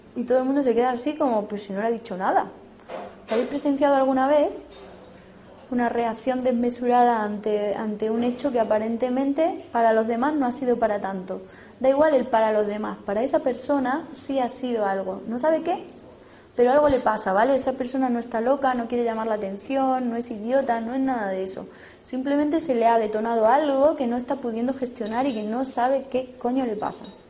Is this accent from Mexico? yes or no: no; Spain; por ser español europeo